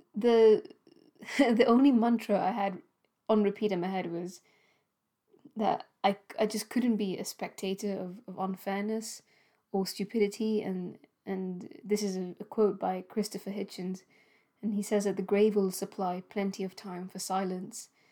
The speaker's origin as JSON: {"language": "English", "country": "Gibraltar", "tie": "born or raised there", "moved": "yes", "lives_now": "United Kingdom", "said": "my home country, Gibraltar"}